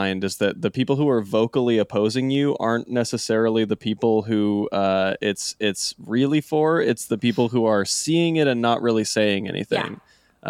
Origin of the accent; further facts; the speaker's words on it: Utah, United States; back in my home state of Utah.